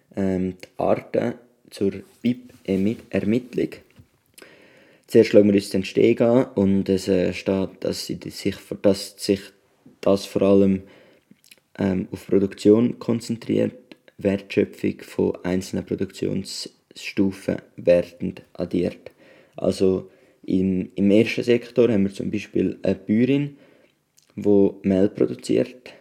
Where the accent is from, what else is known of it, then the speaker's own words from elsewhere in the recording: Switzerland; wenn wir als Schweizer Bürger